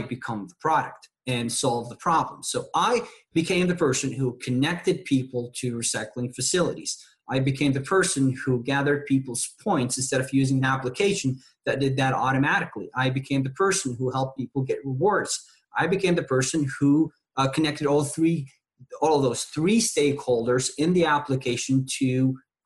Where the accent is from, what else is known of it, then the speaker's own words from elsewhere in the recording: Tunisia; moved away as an adult; now in McAllen, United States; I grew up in a small country in North Africa called Tunisia.